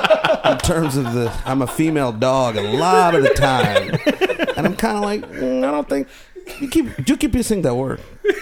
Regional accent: St. Louis, Missouri, United States; moved away as an adult; also born or lived in India; now in Los Angeles, United States; I was born in the subcontinent of India, and I was raised in St. Louis, Missouri. So I'm a St. Lunatic.

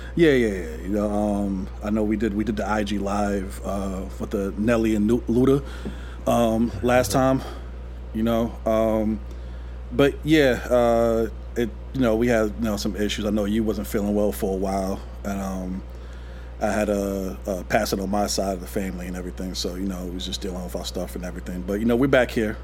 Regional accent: New York City, New York, United States; we both from New York and everything. I'm from Queens

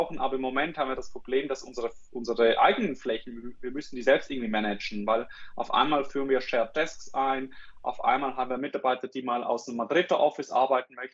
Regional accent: Switzerland; accent: Swiss; bin aus der Schweiz, wie, äh, wie man an meinem Akzent, glaube ich, glaube ich, hört.

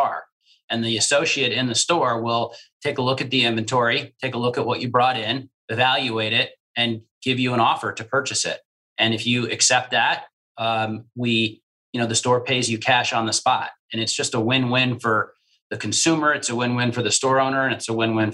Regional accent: New Jersey, United States; I grew up in New Jersey, and my grandparents lived in Brooklyn

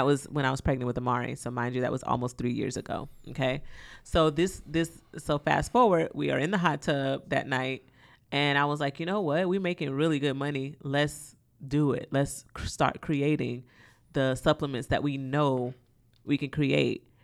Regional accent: the South, United States; I'm from the South. I grew up with my grandmother.

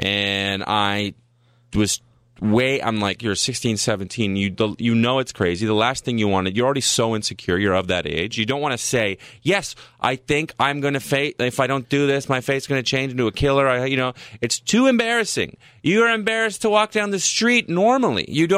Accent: Ottawa, Ontario, Canada; also born or lived in Saskatchewan; I'm from Ottawa.

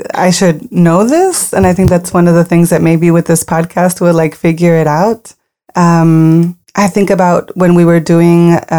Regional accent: Matamoros, Tamaulipas, Mexico; moved away; also born or lived in Brownsville, Texas; I grew up code switching all the time. I grew up in Matamoros. My house was in front of the Rio Grande, Rio Bravo. I crossed every day to go to Catholic school in Brownsville, Texas. My parents really struggled with me speaking in Spanish.

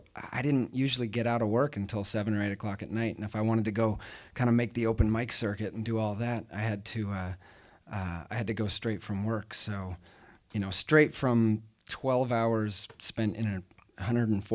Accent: Oregon, United States; moved away as an adult; now in Austin, United States; I grew up in Oregon

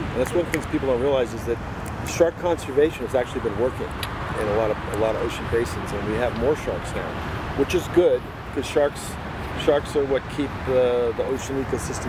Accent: Boston, Massachusetts, United States; moved away; also born or lived in Hawaii; I'm from Boston

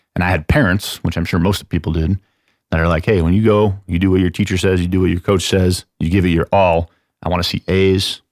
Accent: San Antonio, Texas, United States; also born or lived in Chicago, Illinois; I'm from San Antonio

